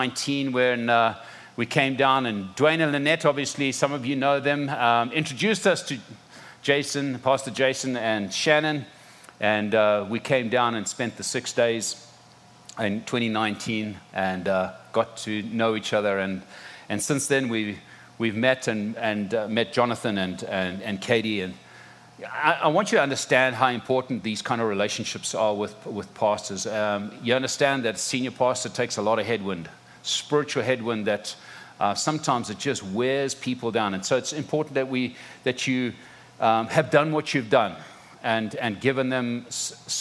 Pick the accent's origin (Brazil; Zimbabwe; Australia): Zimbabwe; moved away as an adult; also born or lived in South Africa; now in Florida, United States; are born and raised in Zimbabwe. Parents were born and raised in Zimbabwe